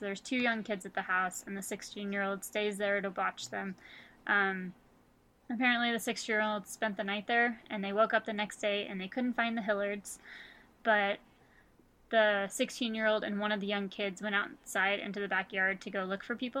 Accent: Wichita area, Kansas, United States; born or raised there

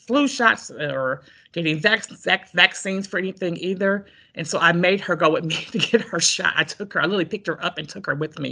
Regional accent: Detroit, Michigan, United States; moved away as an adult; now in East Lansing, United States; I'm originally from Detroit. I've been living in East Lansing since 84, but I'm from Detroit, went to Detroit Public Schools

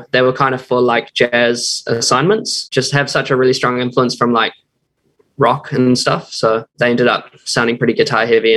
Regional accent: Auckland, New Zealand; I'm from Auckland in New Zealand.

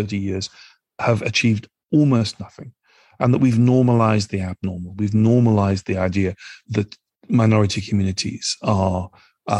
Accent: United Kingdom; also born or lived in Nigeria; as somebody who's British

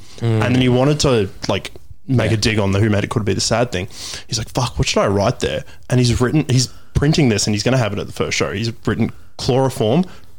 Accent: Shepparton, Victoria, Australia; born or raised there; moved away

